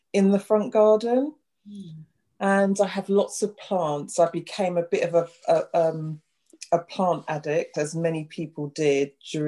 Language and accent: English; London, United Kingdom; also born or lived in Clapham, London / South Norwood, London; I grew up in West Norwood, which is about 15 minutes down the road